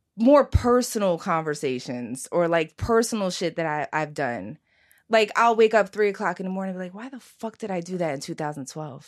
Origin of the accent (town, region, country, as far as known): Philadelphia, Pennsylvania, United States; born or raised there